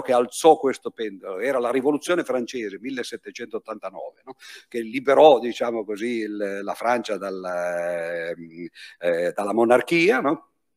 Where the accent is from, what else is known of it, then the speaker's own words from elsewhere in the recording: Piedmont, Italy; dalle mie parti, dalle parti di, eh, de, del Piemonte